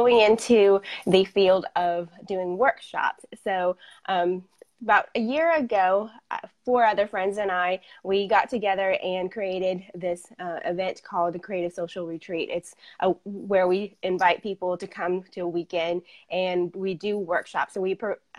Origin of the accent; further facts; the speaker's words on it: Fayetteville, Arkansas, United States; I am from Fayetteville, Arkansas